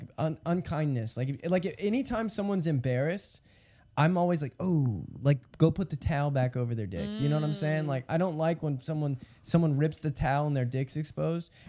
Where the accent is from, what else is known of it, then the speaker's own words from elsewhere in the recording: Texas, United States; I grew up in Texas, though, where it was, like, rural